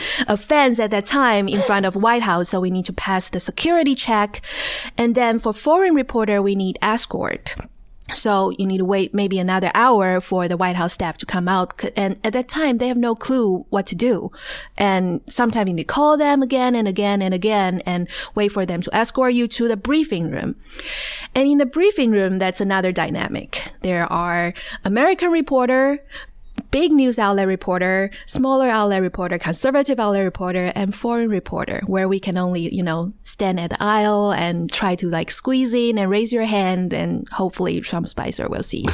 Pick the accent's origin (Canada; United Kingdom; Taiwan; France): Taiwan; Taichung; moved away as an adult; I grew up in Taiwan, Taichung actually